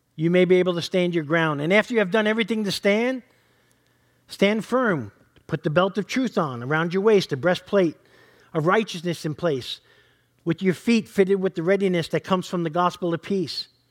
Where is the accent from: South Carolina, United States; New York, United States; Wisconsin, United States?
New York, United States; I'm from New York.